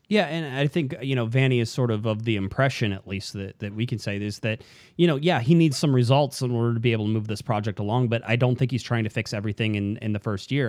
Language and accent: English; Southern California, United States; also born or lived in Arizona; I'm from Southern California. We drive an hour to get, like, everywhere